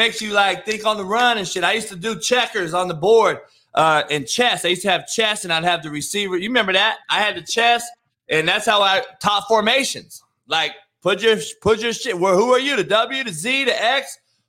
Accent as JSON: {"language": "English", "town": "Compton", "region": "California", "country": "United States", "tie": "born or raised there", "said": "when I was growing up in Compton"}